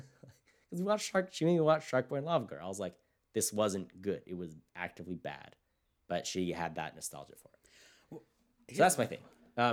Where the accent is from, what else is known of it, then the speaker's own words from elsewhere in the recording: California, United States; And my hometown is very diverse. It's like, it could even split between white, black, and Hispanic.